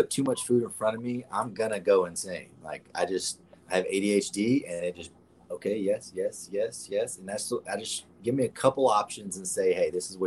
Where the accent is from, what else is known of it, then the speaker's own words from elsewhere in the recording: the South, United States; I'm a country boy at heart. I was born and raised that way. I was born in the South